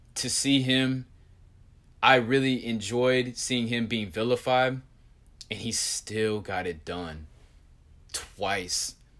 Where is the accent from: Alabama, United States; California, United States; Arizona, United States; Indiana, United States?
Indiana, United States; I'm from Indiana.